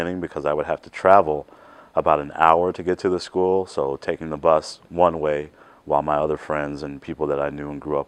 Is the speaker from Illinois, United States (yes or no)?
yes; Chicago, Illinois, United States; I grew up in Chicago, Illinois.